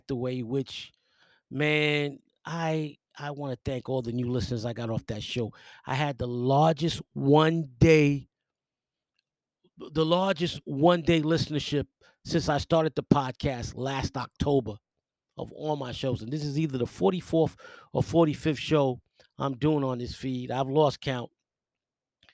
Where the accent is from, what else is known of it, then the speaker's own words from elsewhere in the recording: New York, United States; also born or lived in New Orleans; I was from New York. I grew up in the South Bronx